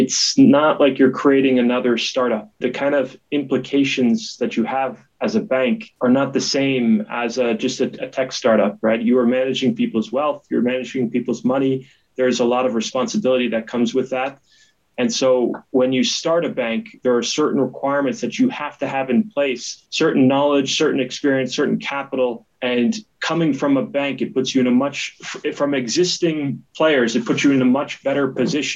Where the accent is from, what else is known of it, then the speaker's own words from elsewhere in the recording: United States; moved away as an adult; also born or lived in New York; now in Switzerland; I was born in the United States, but you know, came to Switzerland in 2017 to pursue my MBA at IMD